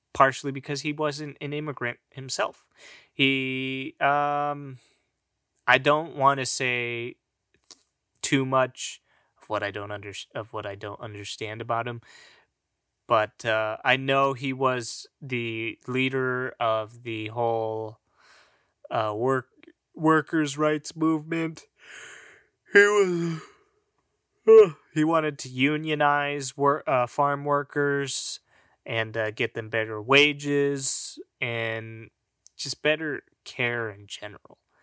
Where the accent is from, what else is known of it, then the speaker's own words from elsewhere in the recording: California, United States; I was born here. I was born in California. I'm a native of fucking California